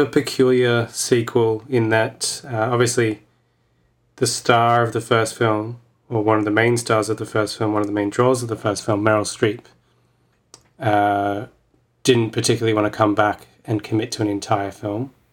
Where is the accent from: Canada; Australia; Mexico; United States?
Australia; as an Australian